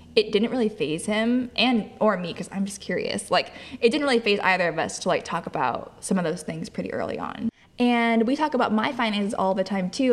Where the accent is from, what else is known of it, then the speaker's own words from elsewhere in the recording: Lodi, California, United States; moved away; back to Lodi, back to where my hometown is